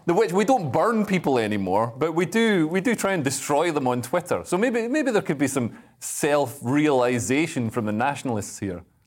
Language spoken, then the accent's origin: English; Scotland, United Kingdom; I am a Scotsman